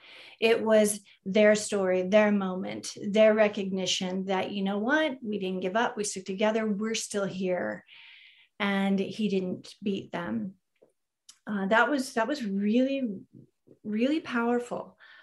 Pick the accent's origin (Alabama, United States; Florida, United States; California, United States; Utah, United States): California, United States; I'm from Ventura County.